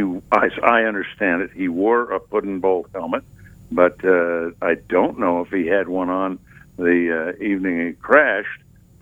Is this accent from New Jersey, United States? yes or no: yes; New Jersey, United States; also born or lived in New York; I'm born in New York. Okay. I was raised in New Jersey. However, my mother's family was from Savannah and Tybee Island, and I used to go down there as a younger child